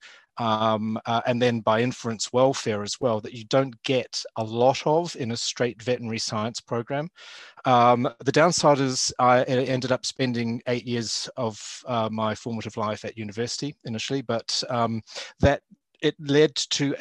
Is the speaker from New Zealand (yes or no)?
yes; New Zealand; accent: Kiwi; moved away as an adult; now in United Kingdom; I grew up in New Zealand and did my university training